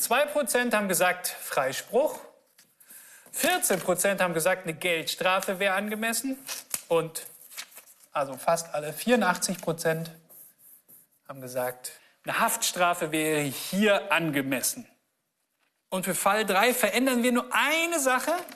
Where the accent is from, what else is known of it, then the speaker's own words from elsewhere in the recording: Augsburg, Bavaria, Germany; Wir sind hier mitten in der Innenstadt von Augsburg, meiner Heimatstadt